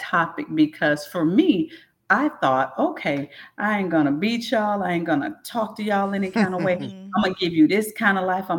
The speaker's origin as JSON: {"language": "English", "town": "St. Petersburg", "region": "Florida", "country": "United States", "tie": "born or raised there", "said": "in St. Pete, I grew up in South St. Pete, rough area"}